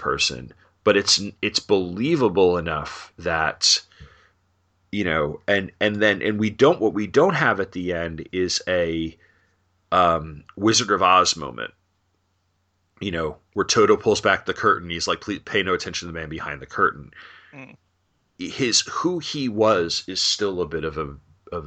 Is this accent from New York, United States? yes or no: yes; New York, United States; Growing up in New York